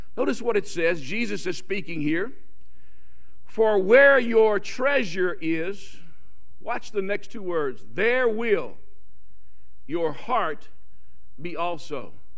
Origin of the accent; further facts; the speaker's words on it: South Louisiana, United States; moved away; If I talk funny, I'm from South Louisiana